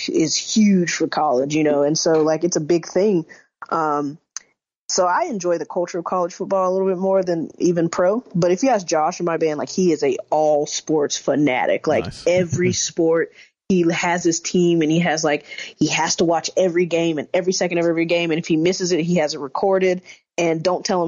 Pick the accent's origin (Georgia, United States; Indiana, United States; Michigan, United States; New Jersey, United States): Georgia, United States; Atlanta; moved away as an adult; also born or lived in Alabama; now in Los Angeles, United States; the Atlanta Falcons, which is like my hometown pro football team